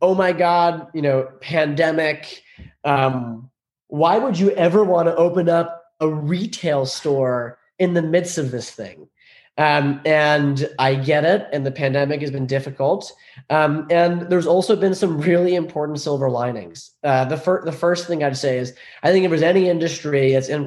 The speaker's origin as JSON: {"language": "English", "area": "Long Island", "region": "New York", "country": "United States", "tie": "born or raised there", "said": "I was raised in Long Island, New York. My parents moved here from Iran. I was the first generation born in the States"}